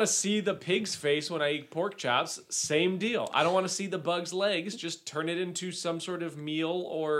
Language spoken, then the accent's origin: English; United States; I'm an American.